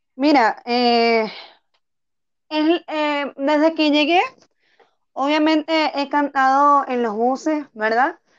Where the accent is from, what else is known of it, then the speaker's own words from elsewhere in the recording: Tucupita, Delta Amacuro, Venezuela; moved away as an adult; now in Bogotá, Colombia; Yo soy de Tucupita, estado del Tamacuro, oriental.